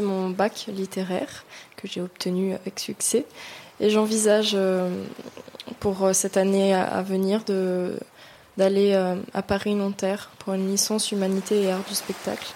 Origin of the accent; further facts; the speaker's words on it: St. Pierre & Miquelon; Je viens de Saint-Pierre et Miquelon.